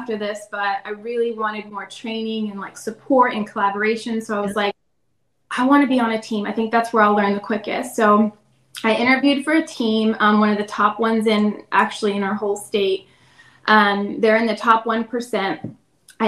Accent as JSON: {"language": "English", "town": "Lewes", "region": "Delaware", "country": "United States", "tie": "born or raised there", "also_born_or_lived": "Virginia", "moved": "as an adult", "said": "I'm originally from a small town in Delaware. It's called Lewis Beach. So I grew up there, and what brought me to Virginia was college"}